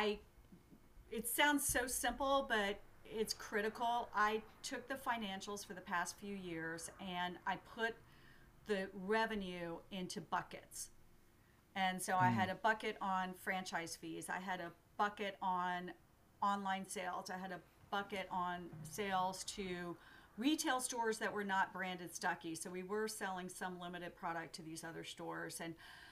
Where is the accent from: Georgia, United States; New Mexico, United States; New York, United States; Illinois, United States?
Georgia, United States; Middle; accent: southern; I'm from Middle Georgia, like my grandfather, and I find myself slipping into what is natural for me, which is pecan, which does betray my southern roots